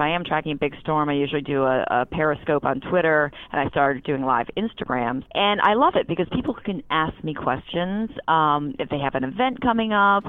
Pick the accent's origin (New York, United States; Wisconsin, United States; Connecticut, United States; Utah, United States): Connecticut, United States; Newtown; moved away as an adult; now in Philadelphia, United States; I was born and raised in Newtown, Connecticut.